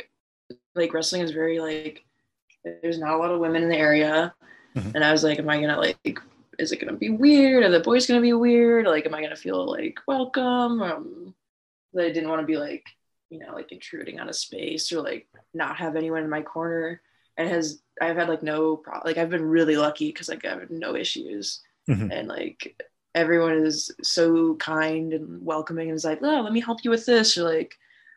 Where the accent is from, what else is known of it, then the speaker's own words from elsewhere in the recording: Wisconsin, United States; now in Minnesota, United States; I'm from Wisconsin originally